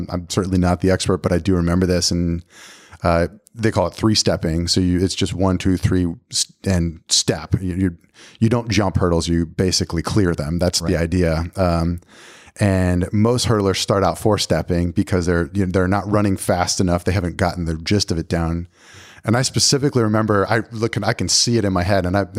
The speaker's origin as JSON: {"language": "English", "region": "Pennsylvania", "country": "United States", "tie": "born or raised there", "moved": "as an adult", "said": "You know, I moved from Pennsylvania to Tennessee."}